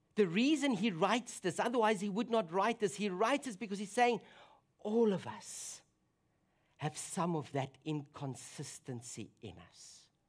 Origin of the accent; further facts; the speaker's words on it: South Africa; moved away; my home country